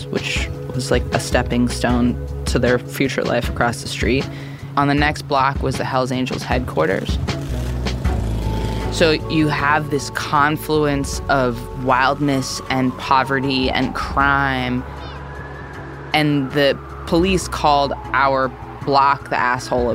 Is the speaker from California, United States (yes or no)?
no; New York City, New York, United States; I grew up in the East Village, in Manhattan, I was born in 1985